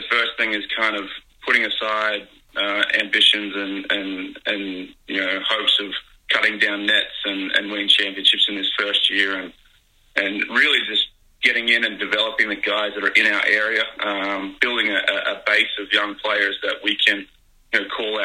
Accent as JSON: {"language": "English", "country": "Australia", "also_born_or_lived": "United States / Philadelphia", "moved": "as an adult", "lives_now": "New Zealand", "said": "I am an Aussie. I've been in the US for about 15 years too."}